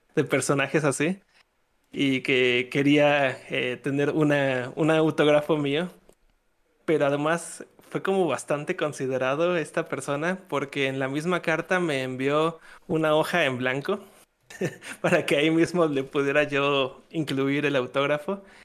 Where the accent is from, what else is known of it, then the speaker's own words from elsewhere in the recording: Mexico; yo soy, yo soy de México